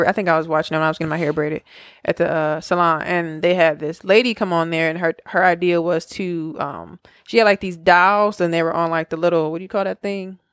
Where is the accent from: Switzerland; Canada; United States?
United States; Milwaukee, Wisconsin; we're from Milwaukee